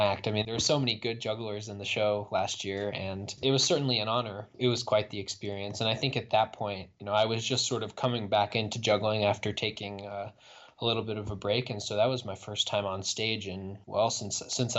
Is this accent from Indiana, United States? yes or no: yes; Indiana, United States; it was in my home state